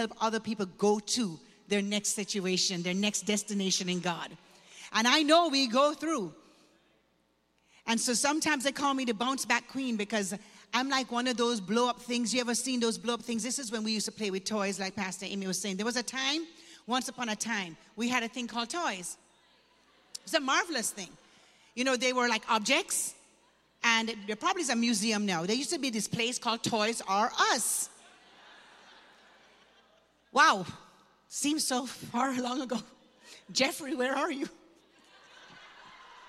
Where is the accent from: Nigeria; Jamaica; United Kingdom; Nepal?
Jamaica; Kingston; moved away; I was born and raised in Jamaica, Kingston, Jamaica